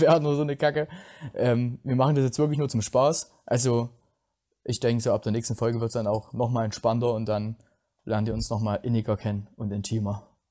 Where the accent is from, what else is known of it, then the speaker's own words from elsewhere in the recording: Plauen, Saxony, Germany; ich komme aus Plauen im Vogtland